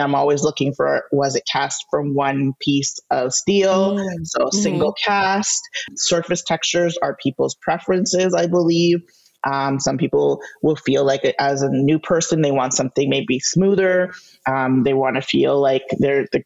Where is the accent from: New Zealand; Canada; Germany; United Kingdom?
Canada; I'm Canadian.